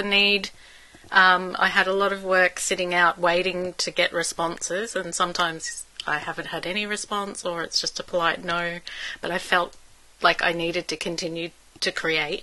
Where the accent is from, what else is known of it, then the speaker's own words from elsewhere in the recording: Melbourne, Victoria, Australia; also born or lived in Sydney, Australia; now in Brisbane, Australia; I was born in Melbourne